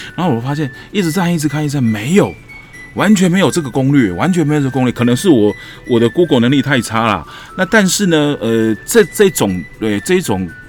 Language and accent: Chinese; Taiwan; 我食台湾米，啉台湾水。OK， 我是台湾人